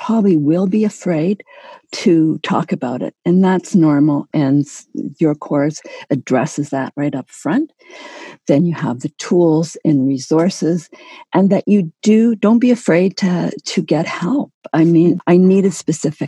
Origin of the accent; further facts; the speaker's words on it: Canada; I'm Canadian